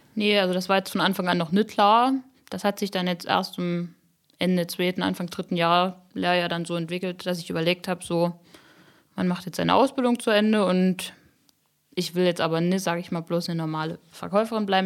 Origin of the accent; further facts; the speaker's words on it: Upper Lusatia, Saxony, Germany; ich liebe meine Heimat und die Oberlausitz und ich finde das super schön hier